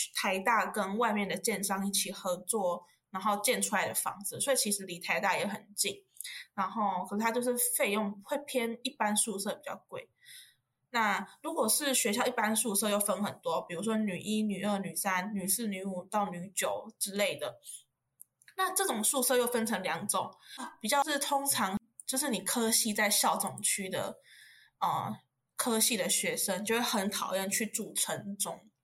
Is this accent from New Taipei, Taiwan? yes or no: no; Yunlin County, Taiwan; moved away as an adult; now in Taipei, Taiwan; 目前就读台大社工二年级，然后我是云林人，北漂的小孩